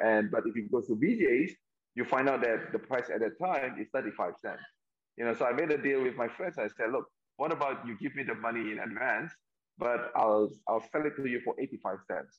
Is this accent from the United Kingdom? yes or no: no; Medan, North Sumatra, Indonesia; also born or lived in New York, United States; now in Jakarta, Indonesia; Medan, my hometown